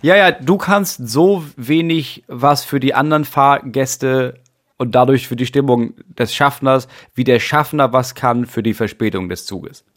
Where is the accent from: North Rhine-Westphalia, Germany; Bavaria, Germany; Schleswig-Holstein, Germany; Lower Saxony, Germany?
Schleswig-Holstein, Germany; bei uns Schleswig-Holsteinern